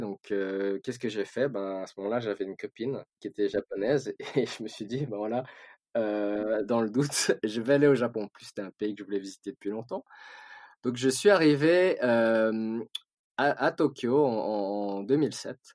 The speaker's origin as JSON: {"language": "French", "country": "Switzerland", "tie": "born or raised there", "said": "Moi, j'ai, j'ai grandi en Suisse."}